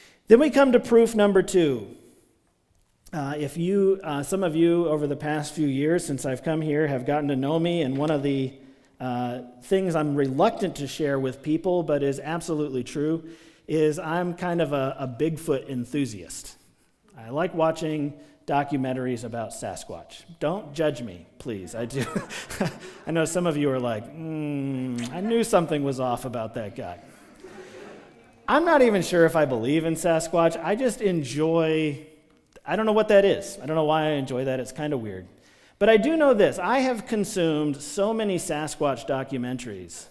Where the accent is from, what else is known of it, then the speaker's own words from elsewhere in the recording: Maryland, United States; moved away; when I was a kid growing up in Maryland